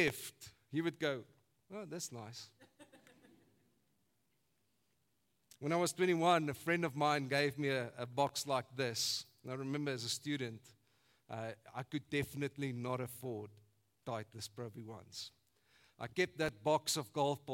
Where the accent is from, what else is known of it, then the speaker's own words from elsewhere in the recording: South Africa; I grew up in Funabel Park